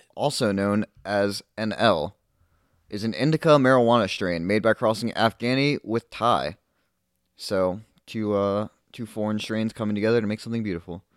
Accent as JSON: {"language": "English", "town": "Halifax", "region": "Nova Scotia", "country": "Canada", "said": "we're from Halifax."}